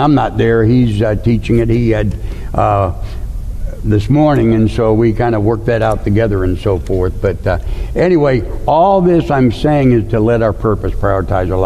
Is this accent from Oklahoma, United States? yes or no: no; St. Louis, Missouri, United States; I grew up in St. Louis, Missouri